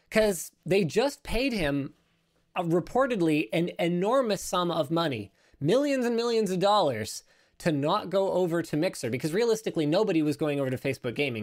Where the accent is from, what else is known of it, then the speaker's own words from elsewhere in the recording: Canada; I'm Canadian